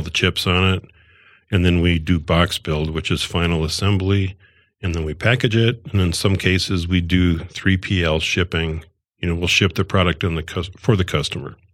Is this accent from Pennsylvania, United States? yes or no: no; Northwest Iowa, United States; moved away as an adult; I'm from Northwest Iowa, and I went to electronic school, and I got out of Iowa